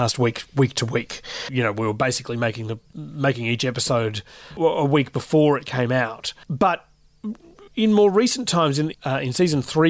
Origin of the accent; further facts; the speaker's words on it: Newcastle, New South Wales, Australia; moved away as an adult; also born or lived in Sydney; I'm from Newcastle in New South Wales, and I got my start in radio at the ABC there. Moved to Sydney in 2012